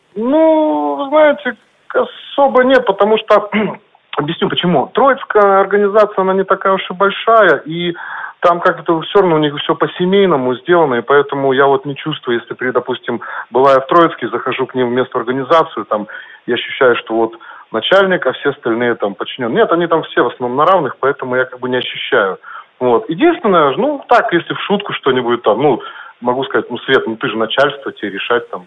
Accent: Chelyabinsk, Chelyabinsk Oblast, Russia; я как бы родился и живу в Челябинске

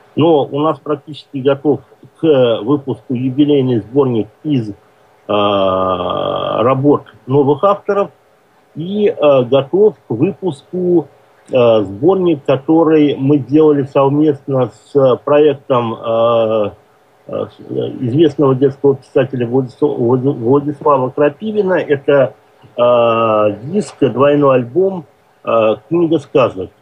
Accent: Orenburg, Orenburg Oblast, Russia; moved away; я родом с Оренбурга

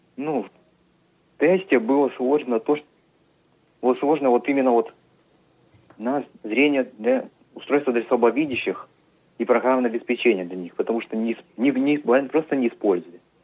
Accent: Uporovsky District, Tyumen Oblast, Russia; Я из Упоровского района

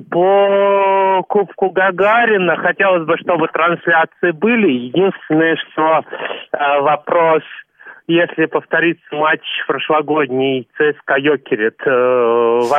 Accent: Nizhny Novgorod, Nizhny Novgorod Oblast, Russia; поскольку я нижегородец, как оцениваете шансы торпеды Нижний Новгород пройти дальше

